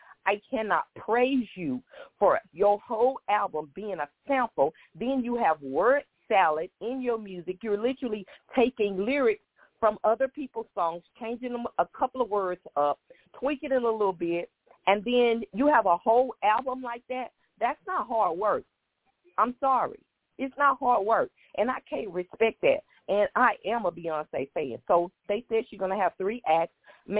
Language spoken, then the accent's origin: English; Houston, Texas, United States; And I'm from Houston, and I support Megan.